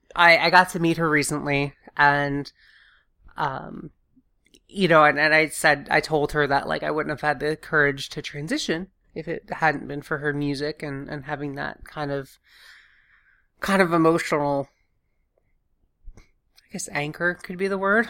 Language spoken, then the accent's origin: English; the South, United States; growing up in the South